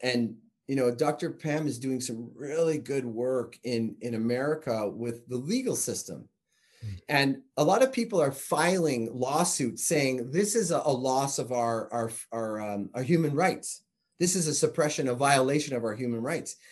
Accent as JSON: {"language": "English", "country": "Canada", "said": "I'm Canadian"}